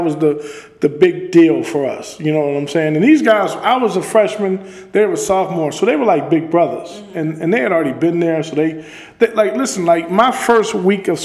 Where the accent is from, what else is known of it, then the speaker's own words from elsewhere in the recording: Las Vegas, Nevada, United States; I'm from Vegas